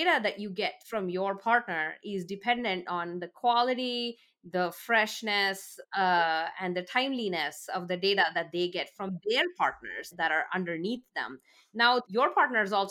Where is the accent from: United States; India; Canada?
India; moved away; I grew up in India